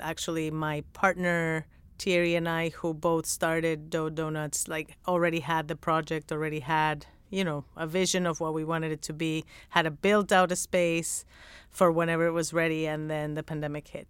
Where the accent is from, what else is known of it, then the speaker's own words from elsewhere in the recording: Mexico; moved away; I didn't grow up going to donut shops 'cause I'm from Mexico